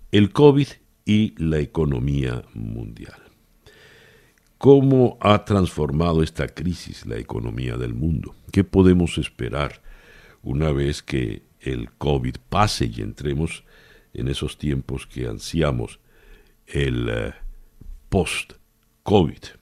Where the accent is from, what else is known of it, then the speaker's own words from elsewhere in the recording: Venezuela; Somos los venezolanos los que no tenemos gasolina.